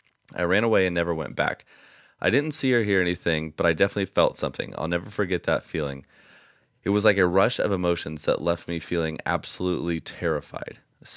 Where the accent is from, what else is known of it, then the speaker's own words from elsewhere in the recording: New Jersey, United States; a brutal murder that happened in the next town over from me when I was growing up in New Jersey.